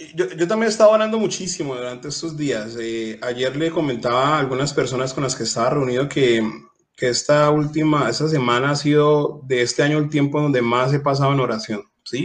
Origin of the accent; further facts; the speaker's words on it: Colombia; en mi país, en Colombia